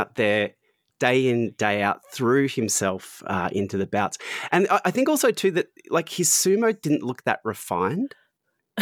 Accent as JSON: {"language": "English", "country": "Australia", "accent": "Australian", "said": "I'm Australian"}